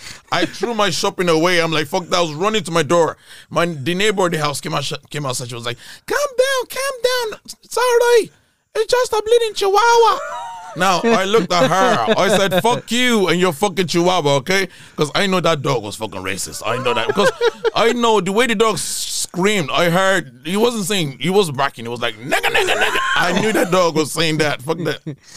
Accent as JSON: {"language": "English", "town": "Sligo", "region": "Connacht", "country": "Ireland"}